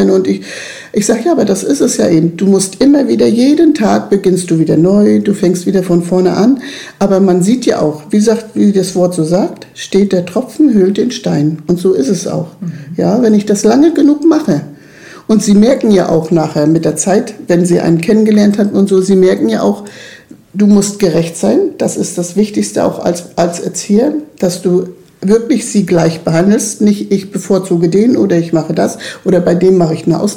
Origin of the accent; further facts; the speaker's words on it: Mals, Trentino-Alto Adige, Italy; ich bin hier in Malles in meinem Haus geboren und ich möchte auch hier bleiben, ich möchte hier gar nicht weg.